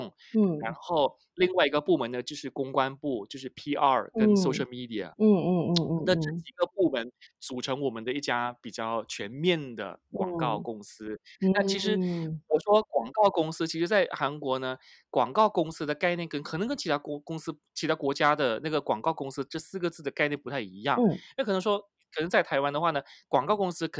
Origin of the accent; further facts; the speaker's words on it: Malaysia; 我就说我是马来西亚来的。如果对方不喜欢我的口音，觉得我从马来西亚来，我的出身比较卑贱的，那没有办法啊，因为那还是事实。